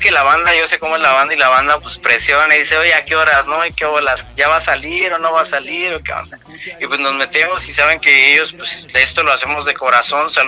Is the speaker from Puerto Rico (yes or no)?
no; Mexico; Como buen mexicano emprendedor, pues somos este, independientes